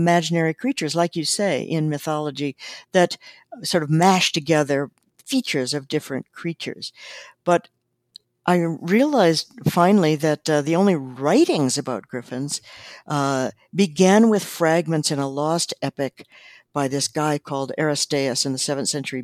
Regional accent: South Dakota, United States; moved away; also born or lived in Montana; I grew up in South Dakota and then lived in Montana.

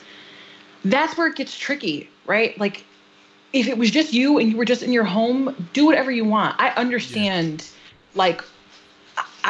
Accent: Waterbury, Connecticut, United States; we grew up in Waterbury

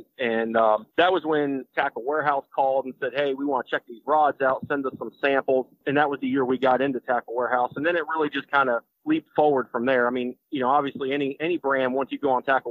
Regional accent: Florida, United States; I was born and raised in Florida

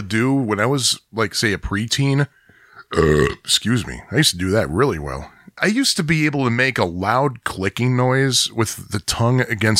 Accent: Great Lakes, United States; accent: Great Lakes; also born or lived in New Jersey; living pap in New Jersey for those 8 years kind of mellowed my Great Lakes accent a little bit.

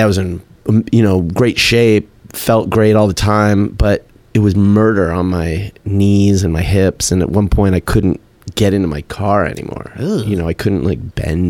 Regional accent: Tucson, Arizona, United States; from Tucson

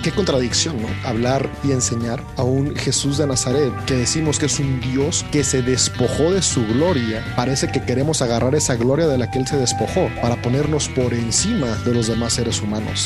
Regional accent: Mexico; Yo soy mexicano. yo nací en México

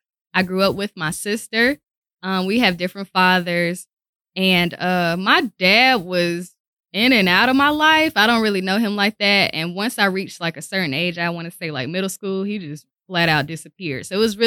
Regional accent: Winston-Salem, North Carolina, United States; Okay, so I am from Winston-Salem, North Carolina.

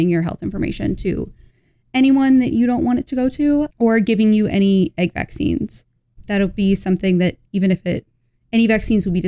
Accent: Indiana, United States; I'm from Indiana

